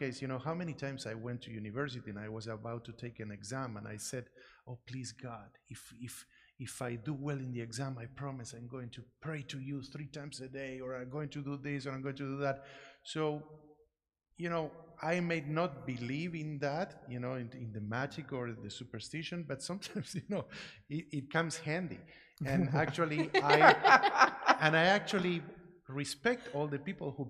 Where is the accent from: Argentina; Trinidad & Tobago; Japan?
Argentina; moved away; I grew up in Argentina